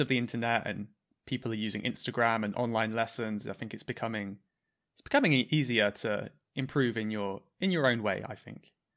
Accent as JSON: {"language": "English", "area": "southwest of the UK", "region": "South West England", "country": "United Kingdom", "said": "I'm from the very south, southwest of the U K."}